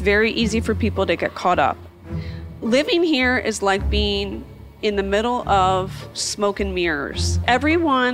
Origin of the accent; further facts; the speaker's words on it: East Coast, United States; now in Orange County, United States; someone like myself from the East Coast